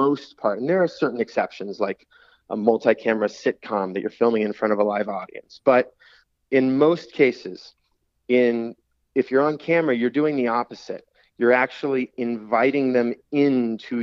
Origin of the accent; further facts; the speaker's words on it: Oceano, California, United States; moved away as an adult; now in Los Angeles, United States; I grew up in Oceano, went to Arroyo Grande High School